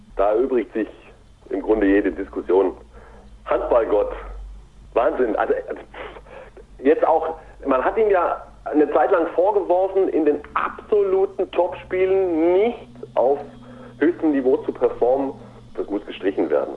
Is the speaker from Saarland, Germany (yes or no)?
no; Ulm, Baden-Württemberg, Germany; ich komme ja aus der Ulmer Gegend